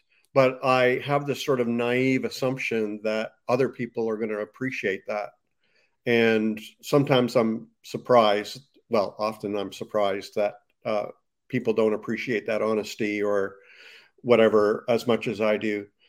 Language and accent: English; Canada; I ended up going to a Pentecostal Bible college in the States. I'm from Canada, by the way, in the States.